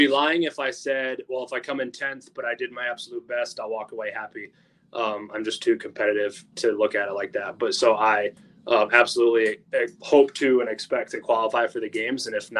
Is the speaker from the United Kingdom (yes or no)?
no; Michigan, United States; I'm actually from Michigan.